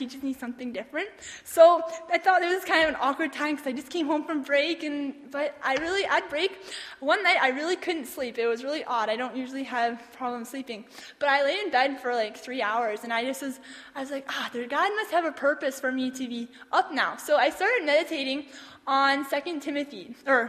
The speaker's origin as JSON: {"language": "English", "town": "Toronto", "region": "Ontario", "country": "Canada", "tie": "born or raised there", "said": "I was born in Toronto, Ontario, on April 19th, 1994."}